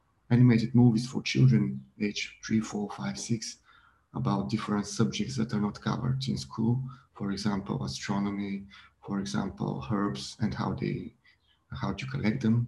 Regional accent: Bulgaria; I'm from Bulgaria, and I've grown up in a different background in Bulgaria

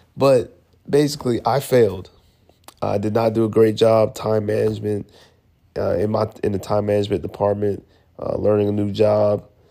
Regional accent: Atlanta, Georgia, United States; moved away as an adult; also born or lived in Buffalo, New York; now in Virginia, United States; I'm originally from Atlanta, Georgia

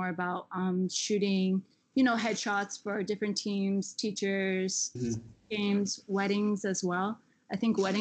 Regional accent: Michigan, United States; also born or lived in Florida; now in Berlin, Germany; everything reminds me of Michigan.

